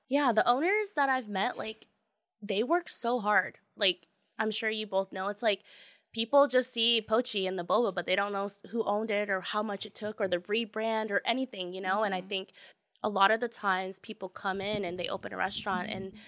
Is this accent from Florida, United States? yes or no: no; Tacoma, Washington, United States; now in Seattle, United States; I grew up in Tacoma in the South, and it was very, very diverse